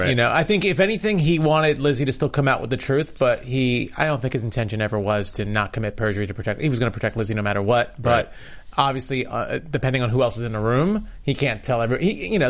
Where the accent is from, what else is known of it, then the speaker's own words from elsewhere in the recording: New York, United States; I'm a New Yorker.